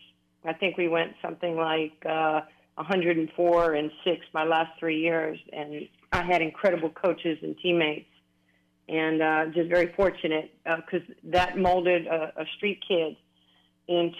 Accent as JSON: {"language": "English", "town": "New York City", "region": "New York", "country": "United States", "tie": "born or raised there", "said": "growing up in New York City and, you know, going to Rucker Park and playing a great amount of basketball in my childhood there"}